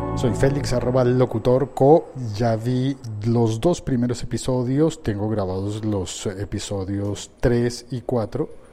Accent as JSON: {"language": "Spanish", "country": "Colombia", "said": "como colombiano"}